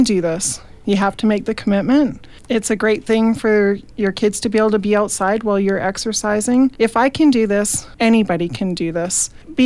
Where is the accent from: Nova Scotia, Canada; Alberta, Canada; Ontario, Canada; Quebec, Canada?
Alberta, Canada; Didsbury; I'm from Didsbury